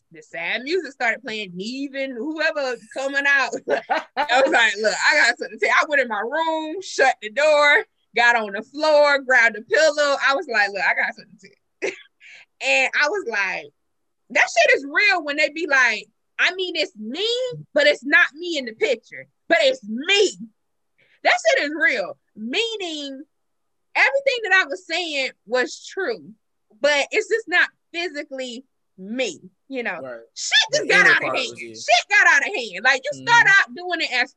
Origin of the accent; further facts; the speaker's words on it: South Carolina, United States; I'm from South Carolina. We're from South Carolina. Well, I'm from South Carolina.